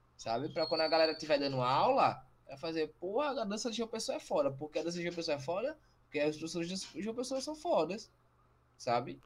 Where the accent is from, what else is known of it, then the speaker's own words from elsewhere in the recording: Brazil; a gente é brasileiro